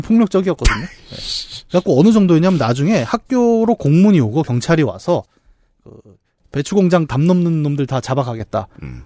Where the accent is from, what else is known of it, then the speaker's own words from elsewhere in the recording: Bucheon, Gyeonggi Province, South Korea; 저는 부천 북쪽 출신이에요